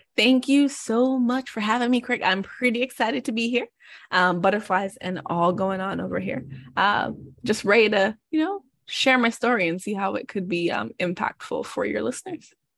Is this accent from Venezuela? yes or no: no; Jamaica; moved away as an adult; now in United States; I grew up in Jamaica, went to high school in Jamaica.